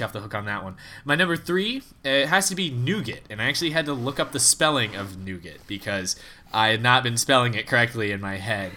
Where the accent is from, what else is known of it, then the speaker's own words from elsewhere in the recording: United States; as an American